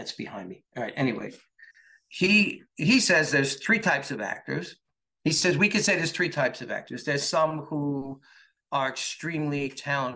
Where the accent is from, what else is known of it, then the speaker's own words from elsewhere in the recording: New York, United States; I'm a New York guy